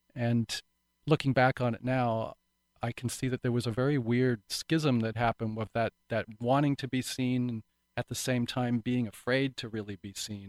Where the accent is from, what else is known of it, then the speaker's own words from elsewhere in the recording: Vancouver Island, British Columbia, Canada; this little backwoodsy town where I grew up on Vancouver Island